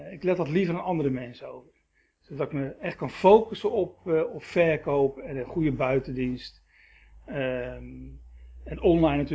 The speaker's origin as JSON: {"language": "Dutch", "town": "Rotterdam", "region": "South Holland", "country": "Netherlands", "tie": "born there", "also_born_or_lived": "Schagen", "said": "ik ben geboren in Rotterdam. mijn ouders zijn op"}